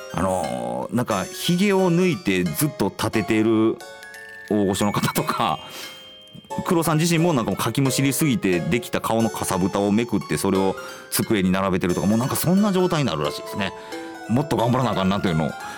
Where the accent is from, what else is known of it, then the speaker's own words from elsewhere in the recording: Kansai, Japan; 僕は関西の人間